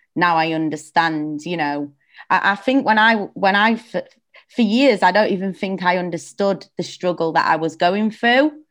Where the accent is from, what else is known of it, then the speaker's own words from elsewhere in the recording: Sheffield, Yorkshire and the Humber, United Kingdom; moved away; I'm from Sheffield originally